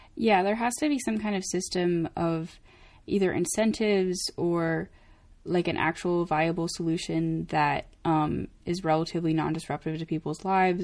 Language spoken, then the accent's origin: English; Maine, United States; moved away; I'm from Maine, um, and first of all, Maine is mostly trees